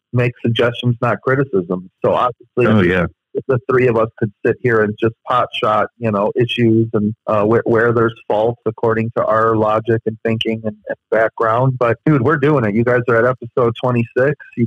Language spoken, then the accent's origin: English; Chicago, Illinois, United States; I'm from Chicago